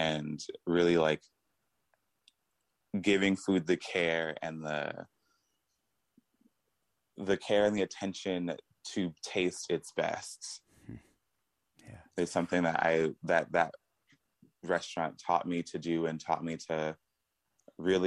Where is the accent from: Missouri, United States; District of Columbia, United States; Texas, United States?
Texas, United States; Houston; also born or lived in Petaluma; now in California, United States; Originally, I'm from Houston